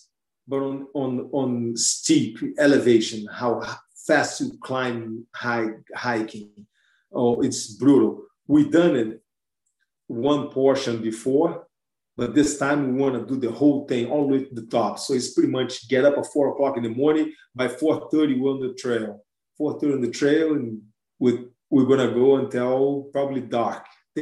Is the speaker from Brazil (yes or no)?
yes; Brazil; moved away; I'm from Brazil